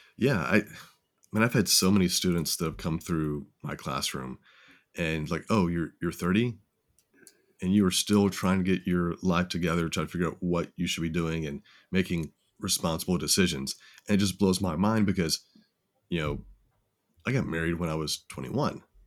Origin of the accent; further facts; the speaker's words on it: Tennessee, United States; now in San Antonio, United States; grew up in Tennessee